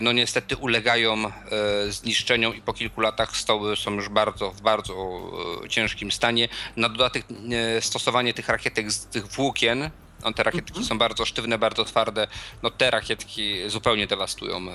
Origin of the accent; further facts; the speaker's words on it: Bydgoszcz, Kuyavian-Pomeranian Voivodeship, Poland; u nas w Bydgoszczy